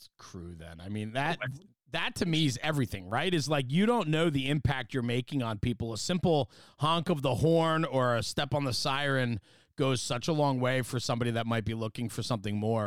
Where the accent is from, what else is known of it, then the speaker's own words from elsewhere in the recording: New Jersey, United States; I'm just from New Jersey